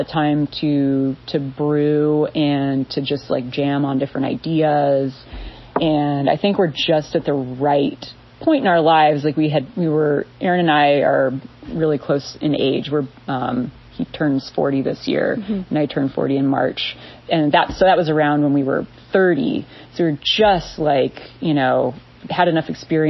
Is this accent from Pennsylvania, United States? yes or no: no; Southern California, United States; also born or lived in New York; now in Ava, United States; I grew up in Southern California